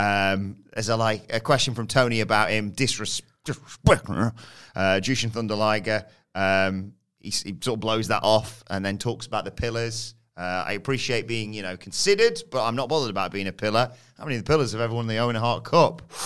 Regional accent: United Kingdom; as British fans

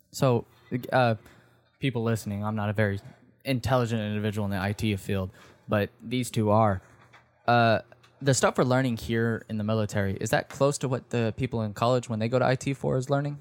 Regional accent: the South, United States; growing up in the South

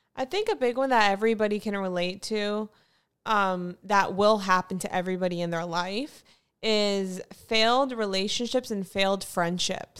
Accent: Fort Lauderdale, Florida, United States; moved away; I'm from Fort Lauderdale

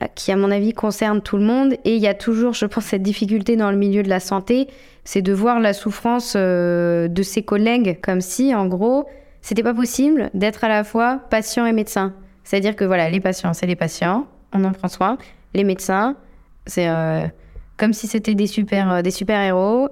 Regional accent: La Rochelle, Nouvelle-Aquitaine, France; moved away as an adult; also born or lived in Lyon; now in Brest, France; je suis née et j'ai grandi à La Rochelle.

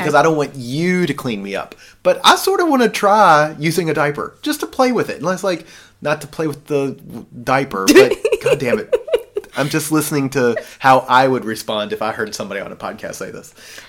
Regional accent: the South, United States; I grew up in the South

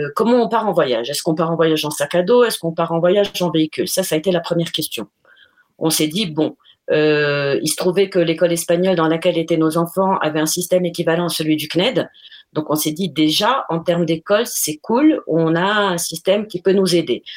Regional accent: Morocco; moved away as an adult; also born or lived in Colombia; nous sommes tous nés au Maroc. Euh, euh, on a fait une, toutes nos études jusqu'au bac au Maroc

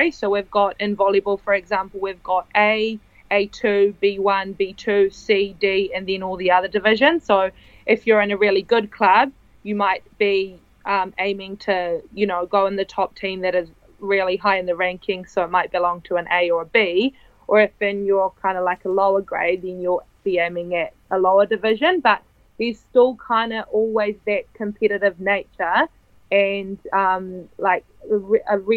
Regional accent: Italy; also born or lived in New Zealand; Um, well, my mother's Italian and my dad is Kiwi. So um, I was born in New Zealand, but I moved to Italy when I was 10.

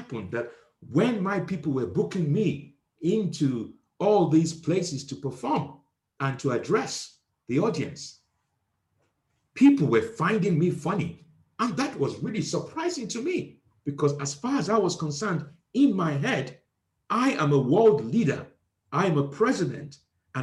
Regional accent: Nigeria; moved away; I am originally from Nigeria

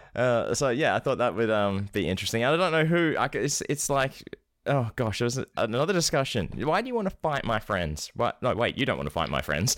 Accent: Scotland, United Kingdom; I'm not British. I'm from Scotland. I should change my accent

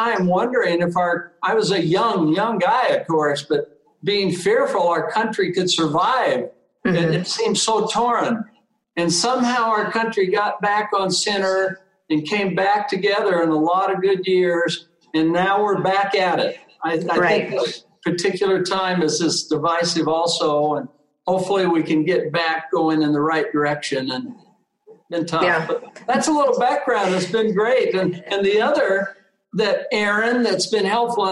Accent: Vallejo, California, United States; I was raised in the San Francisco Bay Area. It was great. I loved it. I was a tough town. I lived in Vallejo, California

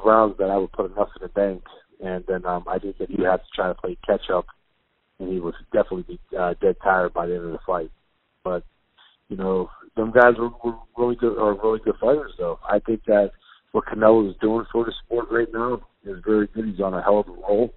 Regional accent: Youngstown, Ohio, United States; I have a fitness gym outside of my hometown

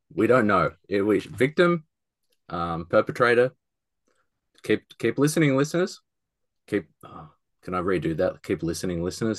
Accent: Australia; being an Australian

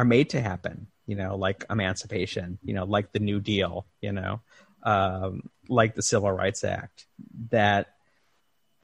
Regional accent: Chicago, Illinois, United States; in Chicago, in my hometown

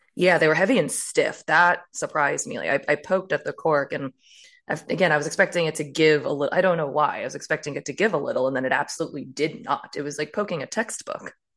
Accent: Maryland, United States; I grew up in a far more, um, re, like, removed area in Maryland

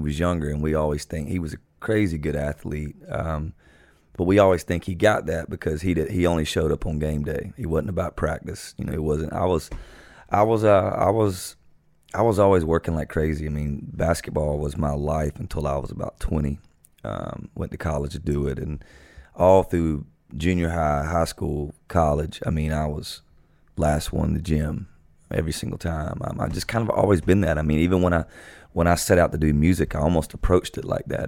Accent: South Georgia, United States; moved away as an adult; Growing up in South Georgia

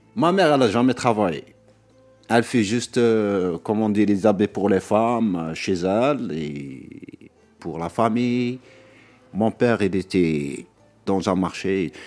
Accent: Béni Saf, Aïn Témouchent Province, Algeria; moved away as an adult; now in Paris, France; je suis algérien d'origine, j'ai grandi en Algérie, dans une province qui s'appelle Binissaf

